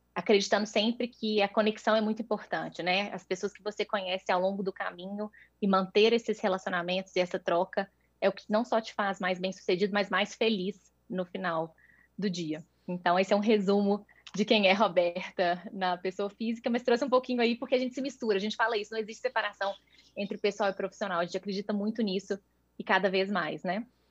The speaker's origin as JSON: {"language": "Portuguese", "region": "Minas Gerais", "country": "Brazil", "said": "sou mineira, tenho 34 anos"}